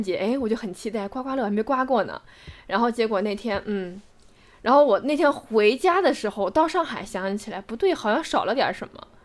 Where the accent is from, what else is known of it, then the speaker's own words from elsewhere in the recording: Macau; moved away; 澳门这个城市对于我来说，我虽然没有出生在那个地方，但是我是在那个地方成长，在那个地方成年，在那个地方认识这样一个世界